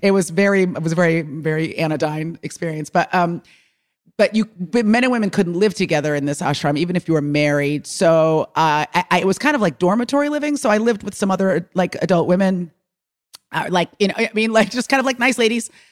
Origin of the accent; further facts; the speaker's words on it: Bay Area, California, United States; moved away; I grew up in the Bay Area